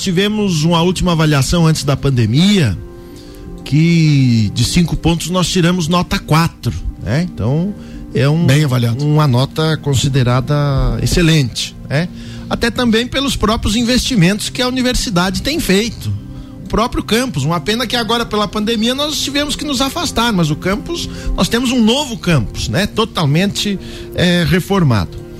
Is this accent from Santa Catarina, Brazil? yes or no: yes; São Joaquim, Santa Catarina, Brazil; also born or lived in Lages; Sou natural de São Joaquim